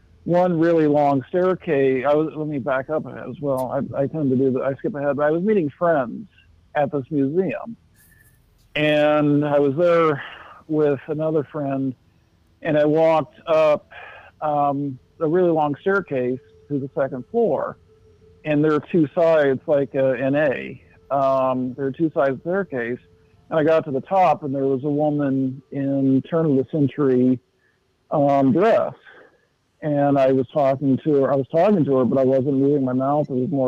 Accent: San Antonio, Texas, United States; now in Chicago, United States; San Antonio, Texas.

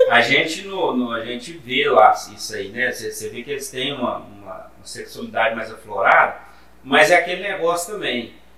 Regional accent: Brazil; sou brasileiro

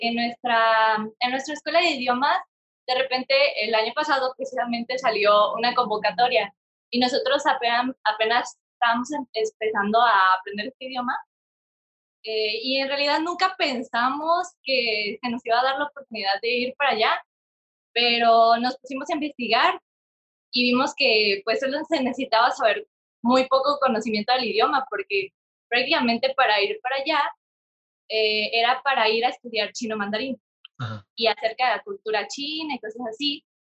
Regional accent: Mexico; nosotros mexicanos, porque éramos, fuimos como 20 estudiantes mexicanos.

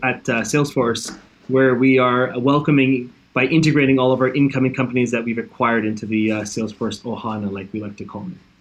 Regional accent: Toronto, Ontario, Canada; moved away; also born or lived in Hawaii / South Korea; I'm born in Canada, born and raised in Toronto

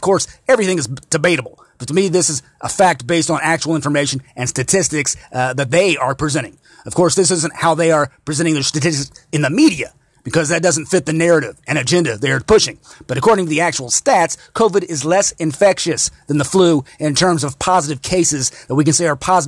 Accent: Indiana, United States; here in my home state of Indiana

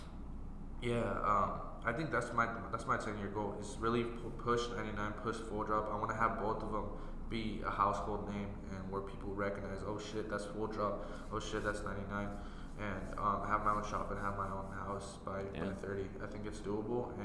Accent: Iowa, United States; we're just from Iowa

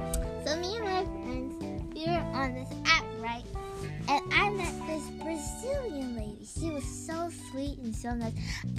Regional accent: United States; I said, the US.

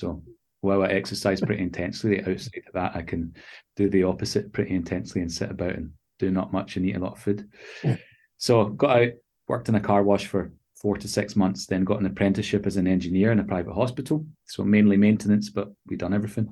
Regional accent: Glasgow, Scotland, United Kingdom; now in London, United Kingdom; I was born and raised in Scotland, Glasgow, Scotland, in the UK.

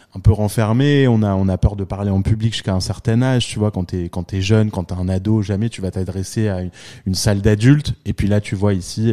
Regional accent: France; moved away as an adult; now in New York, United States; j'ai grandi en France, je suis venu à New York euh, pour la première fois avec mes parents à 11 ans

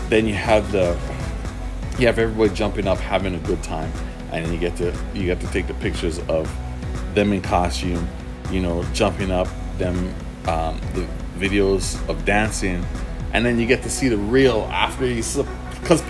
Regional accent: Antigua & Barbuda; moved away; back in Antigua, I'm from Antigua

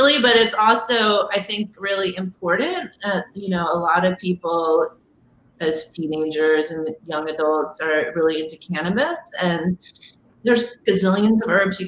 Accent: Philadelphia, Pennsylvania, United States; moved away; also born or lived in Dallas, Texas; I grew up mostly in the suburbs of Philadelphia.

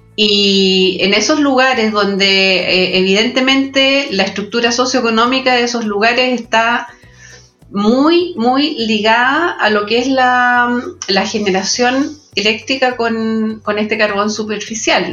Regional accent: Chile; en Chile tenemos

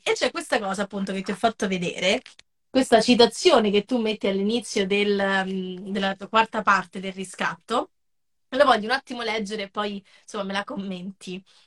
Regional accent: Rieti, Lazio, Italy; now in Rome, Italy; vivo a Roma, ma non sono originaria eh, di Roma, sono originaria della Sabina

